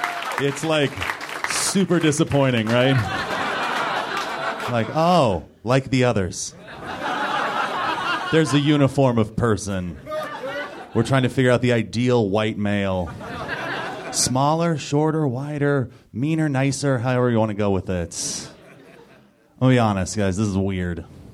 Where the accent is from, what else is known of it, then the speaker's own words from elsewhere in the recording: Los Angeles, California, United States; I am from Southern California. Do we have anybody else here who's from Southern California?